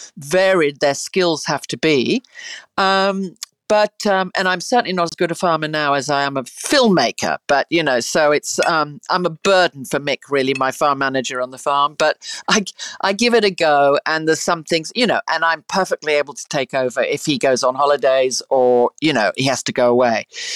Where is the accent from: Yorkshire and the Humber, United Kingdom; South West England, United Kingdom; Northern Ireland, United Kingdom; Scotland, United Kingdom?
South West England, United Kingdom; Look, I grew up in the country in England. I grew up in the Cotswolds and amongst, you know, sheep, and we rode a lot